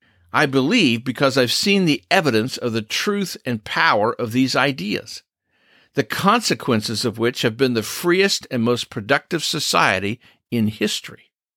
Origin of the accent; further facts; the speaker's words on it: United States; I'm proud to be an American.